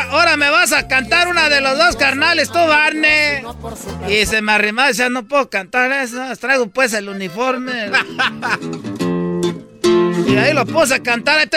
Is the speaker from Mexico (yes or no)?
yes; Michoacán, Mexico; yo pues vengo de Michoacán y a mí me tienen envidia pues todos porque soy de Michoacán.